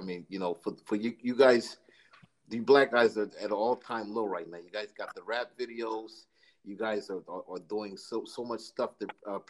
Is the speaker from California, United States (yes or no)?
no; New York City, New York, United States; I'm from New York City. I'm in the Jersey, New York area.